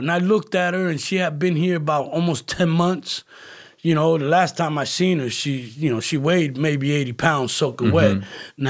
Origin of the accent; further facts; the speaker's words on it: Philadelphia, Pennsylvania, United States; And I said, listen, I'm from Philly. I showed him my ticket because I left from Philadelphia.